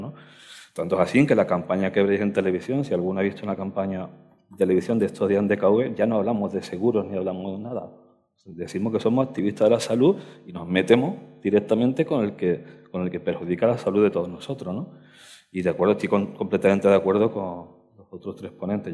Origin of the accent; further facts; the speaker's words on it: Alcalá de los Gazules, Andalusia, Spain; now in Madrid, Spain; mi tierra, yo soy de Cádiz, de Alcalá de los Gazules